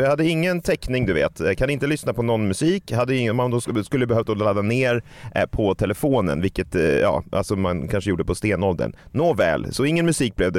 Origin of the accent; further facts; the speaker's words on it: Stockholm, Stockholm County, Sweden; min hemstad